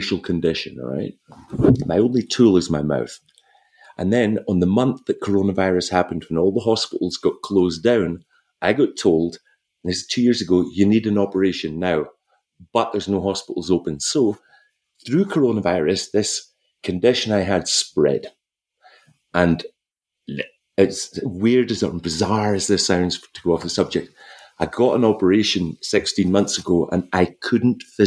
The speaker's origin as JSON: {"language": "English", "town": "Wick", "region": "Scotland", "country": "United Kingdom", "tie": "born or raised there", "also_born_or_lived": "Caithness / Glasgow", "said": "I was from Wick in the northeast coast of Scotland, right? So we were 120 miles from the closest cinema being brought up"}